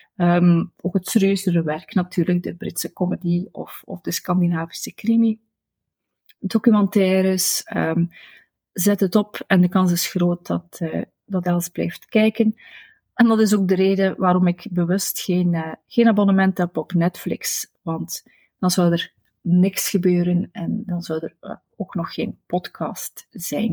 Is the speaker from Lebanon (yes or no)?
no; Destelbergen, Flanders, Belgium; Destelbergen, waar ik ben opgegroeid